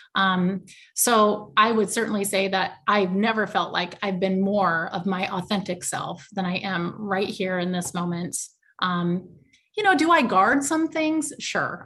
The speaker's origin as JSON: {"language": "English", "region": "Iowa", "country": "United States", "said": "I'm originally from Iowa, and I still live in Iowa"}